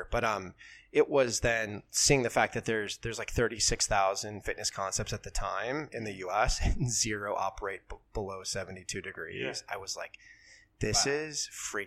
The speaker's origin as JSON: {"language": "English", "region": "Wisconsin", "country": "United States", "tie": "born or raised there", "also_born_or_lived": "Italy", "moved": "as an adult", "lives_now": "New York City, United States", "said": "I grew up in Wisconsin to an Italian mom"}